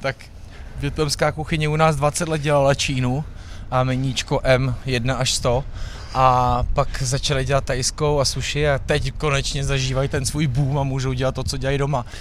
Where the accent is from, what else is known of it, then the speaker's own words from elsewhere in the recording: Bohemia, Czechia; někdo, kdo je prostě z Čech